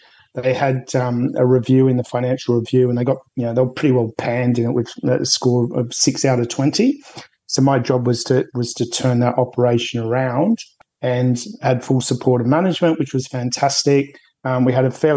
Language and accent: English; an hour north of Sydney, New South Wales, Australia; I sort of grew up an hour's north or an hour 20 minutes north of Sydney